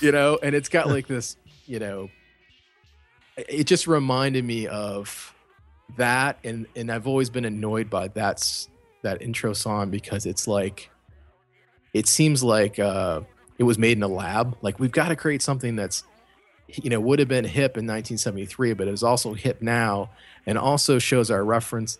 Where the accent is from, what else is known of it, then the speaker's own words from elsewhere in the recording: Cleveland, Ohio, United States; I'm from Cleveland.